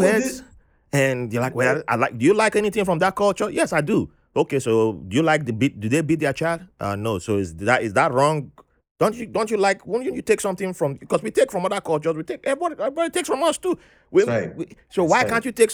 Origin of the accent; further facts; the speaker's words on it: Ibadan, Oyo, Nigeria; moved away as an adult; now in United States; I moved to a different city, Ibadan, and then there were no French teachers there.